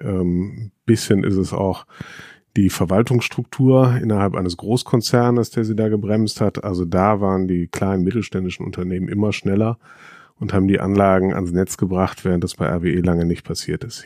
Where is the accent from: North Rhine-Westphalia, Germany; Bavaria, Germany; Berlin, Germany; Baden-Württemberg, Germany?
North Rhine-Westphalia, Germany; ich bin am Niederrhein aufgewachsen